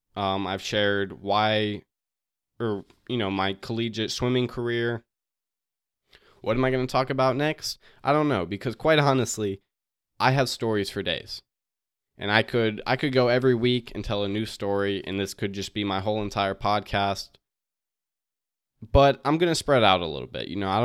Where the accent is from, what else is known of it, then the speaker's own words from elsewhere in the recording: West Virginia, United States; Like, we're from West Virginia.